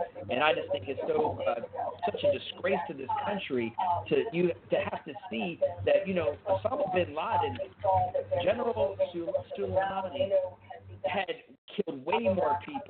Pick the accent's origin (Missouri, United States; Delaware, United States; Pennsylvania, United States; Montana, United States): Pennsylvania, United States; Pittsburgh; also born or lived in Fort Benning, Georgia; I was born at Fort Benning, Georgia. My whole family has served, but I was raised in Pittsburgh, graduated high school in there